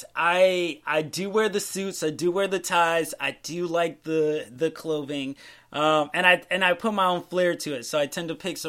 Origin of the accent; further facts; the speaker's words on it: Massachusetts, United States; moved away as an adult; also born or lived in Tallahassee; I grew up in Massachusetts